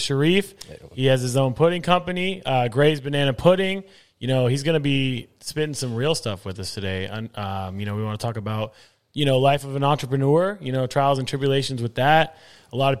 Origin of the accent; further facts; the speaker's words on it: Escondido, California, United States; we're from Escondido, North County.